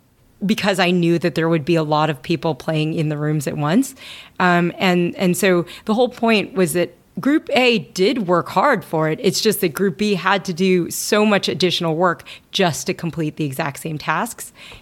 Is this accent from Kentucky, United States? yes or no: yes; Kentucky, United States; I mean, I grew up in Kentucky, right?